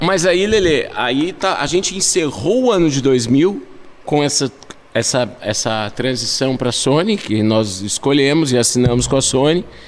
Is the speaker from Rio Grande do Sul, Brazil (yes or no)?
yes; Tramandaí, Rio Grande do Sul, Brazil; a gente é de Tramanda